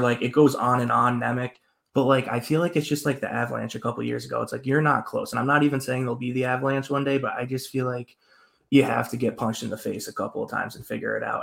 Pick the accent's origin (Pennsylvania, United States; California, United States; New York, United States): New York, United States; growing up in New York